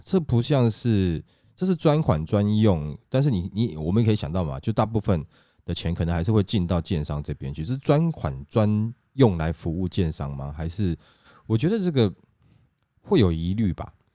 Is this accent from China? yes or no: no; Taiwan; 我们台湾人民